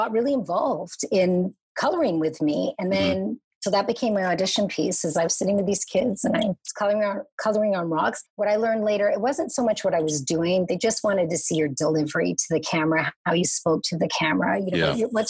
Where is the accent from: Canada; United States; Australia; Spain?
Canada; Montreal, Quebec; moved away as an adult; now in Toronto, Canada; I was raised in Montreal